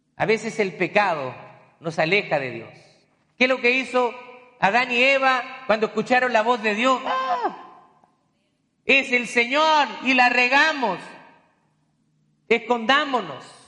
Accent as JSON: {"language": "Spanish", "country": "Chile", "moved": "yes", "said": "cuando a mí me mandaron a predicar la primera vez en mi país, allá en Chile"}